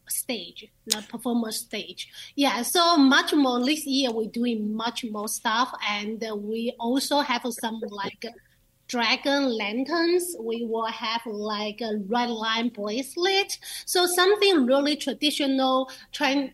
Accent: China; now in Lancaster, United States; I'm from China

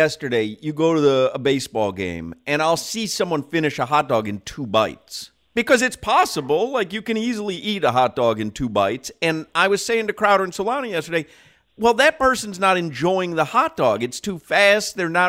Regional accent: Chicago, Illinois, United States; But I'm from Chicago. I grew up in Chicago. That is hot dog central, and we love the neon green relish.

